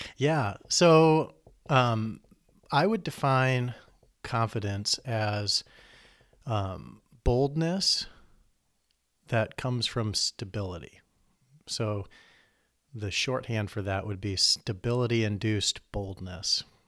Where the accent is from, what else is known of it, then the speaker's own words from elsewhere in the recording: Iowa, United States; moved away as an adult; also born or lived in Chicago; now in Lansing, United States; I grew up in Iowa, in the country